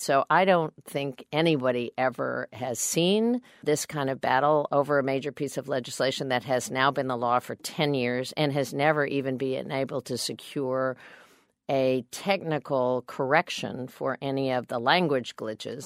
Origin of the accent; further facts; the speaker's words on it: Kansas, United States; I'm a Democrat from Kansas